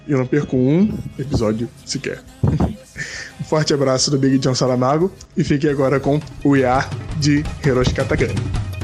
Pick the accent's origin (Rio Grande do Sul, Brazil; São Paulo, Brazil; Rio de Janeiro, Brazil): Rio de Janeiro, Brazil; São Gonçalo; sou de São Gonçalo, Rio de Janeiro